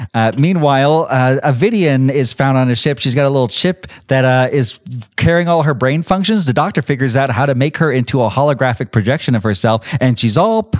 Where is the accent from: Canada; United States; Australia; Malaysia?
Canada; Montreal, Quebec; my hometown of Montreal.